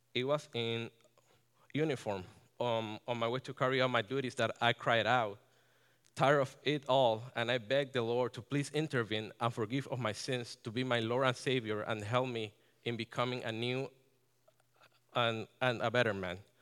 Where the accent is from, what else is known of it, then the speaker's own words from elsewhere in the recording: Ponce, Puerto Rico; moved away as an adult; now in Connecticut, United States; I was born and, born and raised in Ponce, Puerto Rico